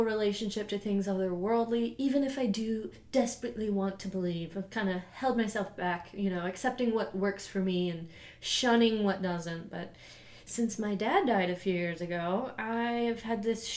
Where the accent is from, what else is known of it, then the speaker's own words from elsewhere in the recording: Louisville, Kentucky, United States; I'm from Louisville, Kentucky